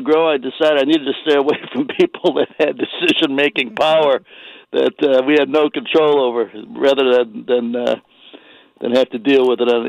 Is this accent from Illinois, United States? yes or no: yes; Chicago, Illinois, United States; I grew up in Chicago